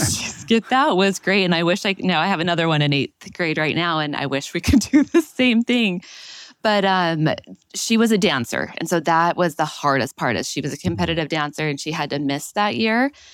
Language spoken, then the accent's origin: English; Utah, United States; moved away as an adult; also born or lived in Baltimore; I was born and raised in Utah, but living in Baltimore